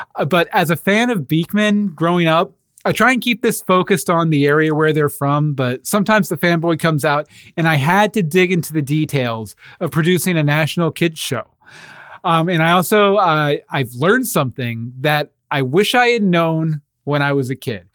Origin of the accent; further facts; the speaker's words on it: Katy, Texas, United States; moved away; the self proclaimed city of churches where we grew up in Katy, Texas.